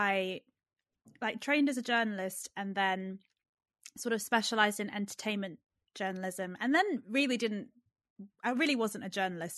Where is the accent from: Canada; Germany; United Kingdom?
United Kingdom; Wales; now in London, United Kingdom; I'm from London. Well, I'm from Wales, but I live in London.